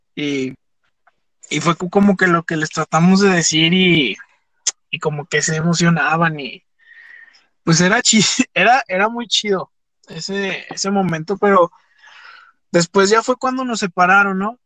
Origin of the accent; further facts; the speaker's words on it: Fresnillo, Zacatecas, Mexico; nosotros, que somos de Fresnillo